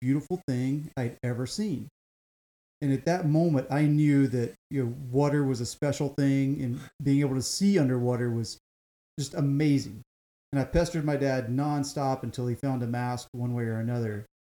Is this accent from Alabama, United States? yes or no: yes; South Alabama, United States; moved away as an adult; now in California, United States; I grew up in South Alabama, about 60 miles north of Mobile